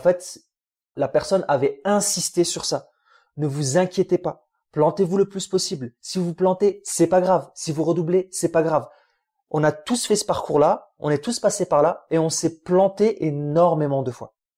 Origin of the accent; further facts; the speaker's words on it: France; French is a second language; also born or lived in Algeria; je venais d'arriver d'Algérie. Tu sais, j'apprenais un peu le français.